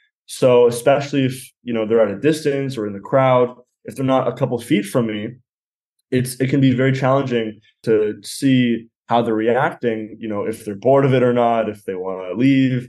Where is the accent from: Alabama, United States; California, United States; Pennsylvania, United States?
California, United States; Los Angeles; I'm from Los Angeles and I'm 20 years old